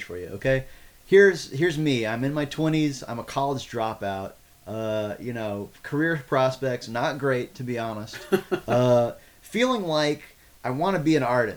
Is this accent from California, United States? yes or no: no; Austin, Texas, United States; I grew up here in Austin